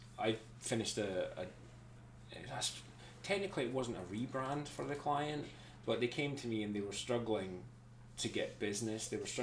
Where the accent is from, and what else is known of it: Scotland, United Kingdom; accent: Scottish